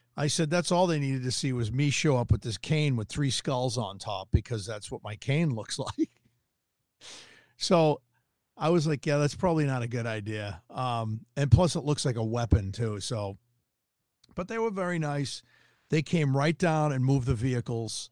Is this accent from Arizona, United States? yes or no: yes; Tucson, Arizona, United States; I'm from Tucson